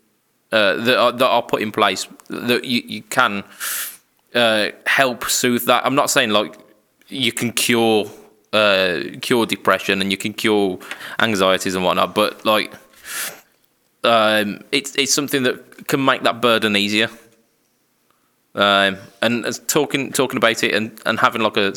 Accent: United Kingdom; us British people, we as a nation

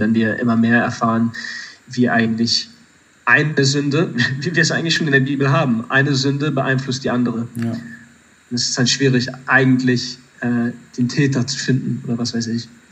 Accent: Germany; du und ich, wir sind in Deutschland aufgewachsen

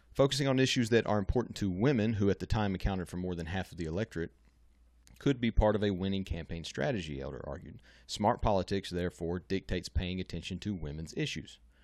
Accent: Louisiana, United States; I'm from Louisiana

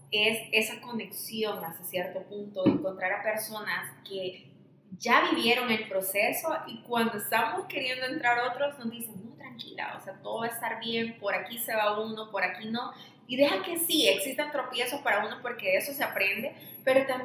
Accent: El Salvador; como salvadoreños

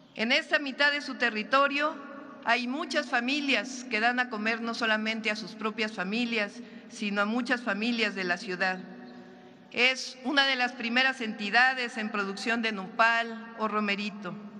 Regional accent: Mexico; como mexicanos

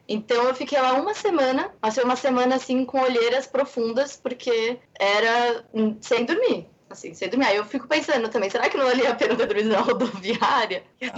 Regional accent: Brazil; eu sou brasileira mesmo, gosto de ser brasileira, eu amo ser brasileira

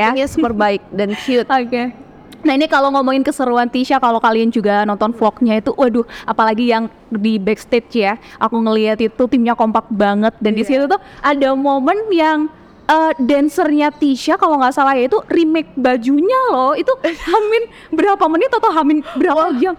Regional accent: Makassar, South Sulawesi, Indonesia; also born or lived in Singapore; now in Jakarta, Indonesia; Terus habis itu aku balik ke Makassar karena aku emang asalnya dari Makassar.

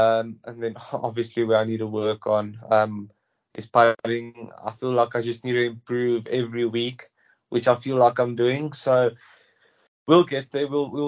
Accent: South Africa; Growing up in South Africa, you play on every single grass that you get.

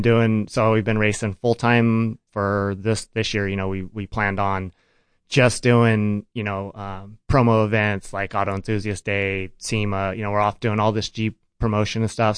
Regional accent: Farmington, New Mexico, United States; I grew up in Farmington, New Mexico

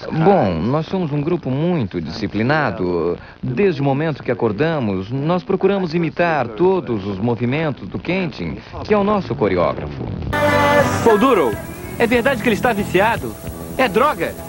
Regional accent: Brazil; como brasileiro

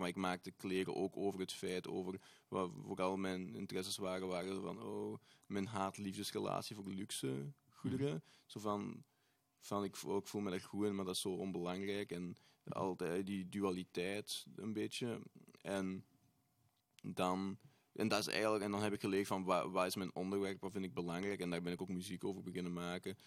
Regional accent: Tessenderlo, Flanders, Belgium; Ik ben ook van Tessenderlo

